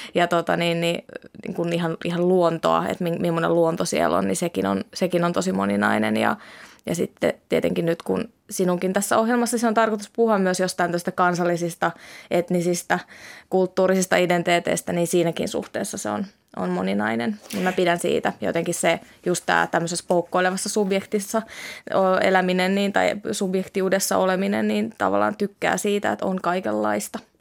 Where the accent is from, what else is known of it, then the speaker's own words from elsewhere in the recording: Helsinki, Uusimaa, Finland; first language Finnish; moved away as an adult; now in Tampere, Finland; mulla on vahva itähelsinkiläisyys tai itähelsinkiläisidentiteetti